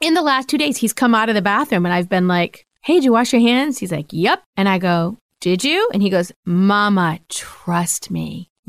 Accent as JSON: {"language": "English", "region": "Rhode Island", "country": "United States", "tie": "born or raised there", "moved": "yes", "lives_now": "Pennsylvania, United States", "said": "I grew up in Rhode Island."}